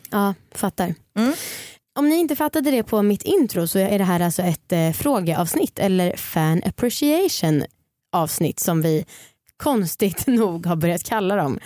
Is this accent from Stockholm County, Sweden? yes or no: yes; Stockholm, Stockholm County, Sweden; Jag är uppvuxen i Stockholm.